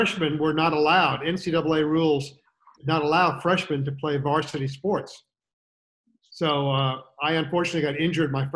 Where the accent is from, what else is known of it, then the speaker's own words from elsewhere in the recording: Sanford, Maine, United States; moved away; also born or lived in Florida; I grew up in the golfing hotbed known as the state of Maine.